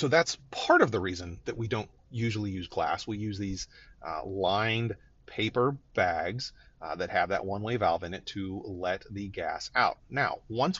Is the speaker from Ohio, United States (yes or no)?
yes; Northeast Ohio, United States; I grew up in Northeast Ohio where there's a lot of Polish influence